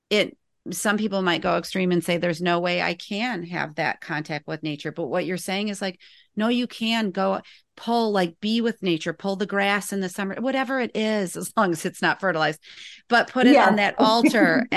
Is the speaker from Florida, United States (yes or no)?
no; Northern Indiana, United States; I grew up in Northern Indiana